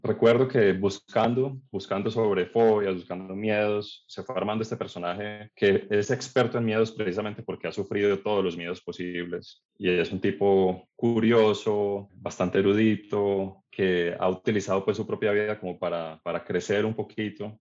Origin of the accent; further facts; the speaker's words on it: Cali, Valle del Cauca, Colombia; moved away as an adult; also born or lived in Caracas, Venezuela; now in Medellín, Colombia; crecí en Cali, estudié en el colegio